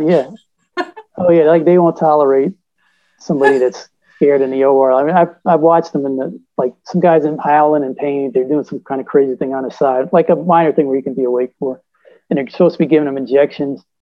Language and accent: English; Virginia Beach, Virginia, United States; I was from Virginia Beach